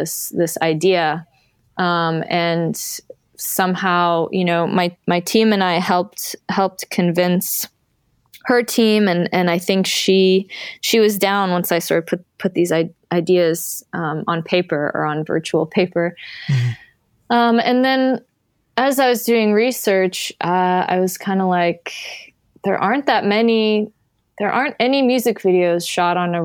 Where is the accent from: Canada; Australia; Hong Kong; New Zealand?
Canada; I grew up in Canada